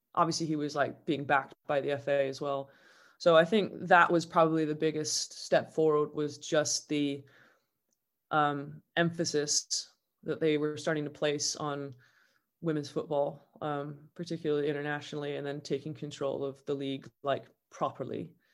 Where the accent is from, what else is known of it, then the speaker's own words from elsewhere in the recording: Southern California, United States; now in Manchester, United Kingdom; I grew up in an English household in Southern California